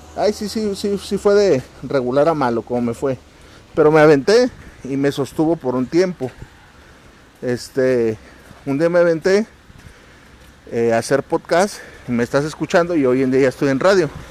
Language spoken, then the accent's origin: Spanish; Mexico; mes patrio acá en mi país